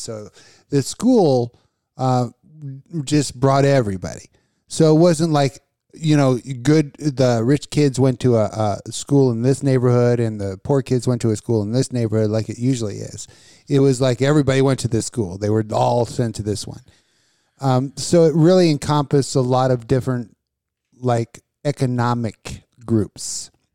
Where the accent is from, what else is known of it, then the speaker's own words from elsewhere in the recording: Las Vegas, Nevada, United States; I grew up in Vegas